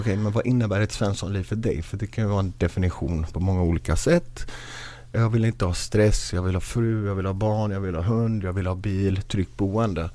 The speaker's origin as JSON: {"language": "Swedish", "town": "Gothenburg", "region": "Västra Götaland", "country": "Sweden", "tie": "born or raised there", "said": "Jag är själv uppvuxen i Biskopsgården, finaste området."}